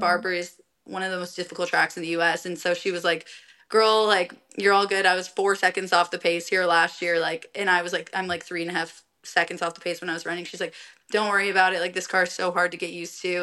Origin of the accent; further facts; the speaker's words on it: Colorado, United States; moved away; I'm from Colorado